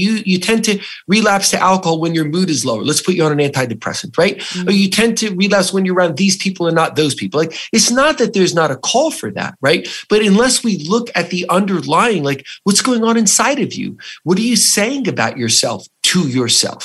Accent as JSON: {"language": "English", "region": "New Jersey", "country": "United States", "said": "I was an Italian from New Jersey"}